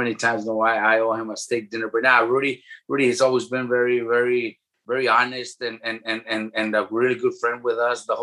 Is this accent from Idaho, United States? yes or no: no; Oxnard, California, United States; also born or lived in San Pedro, California; I was like 2 years old when they moved to Oxnard. So Oxnard is where I was raised.